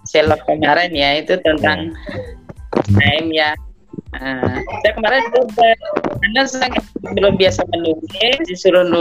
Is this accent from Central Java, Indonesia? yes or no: no; Yogyakarta, Special Region of Yogyakarta, Indonesia; saya kan aslinya Jogja. Saya aslinya Jogja, jadi saya SMA-nya dari Jogja.